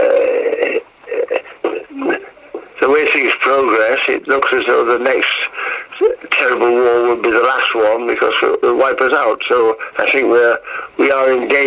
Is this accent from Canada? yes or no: no; Hull, Yorkshire and the Humber, United Kingdom; I was back in Hull, my hometown